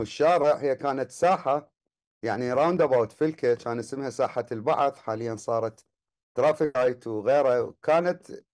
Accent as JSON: {"language": "Arabic", "town": "Baghdad", "region": "Baghdad Governorate", "country": "Iraq", "tie": "born or raised there", "said": "الولادة كانت في آه، آه، في الكرادة الشرقية"}